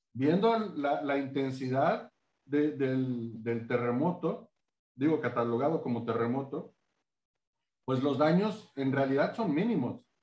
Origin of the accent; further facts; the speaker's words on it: Acapulco, Guerrero, Mexico; quienes somos de Acapulco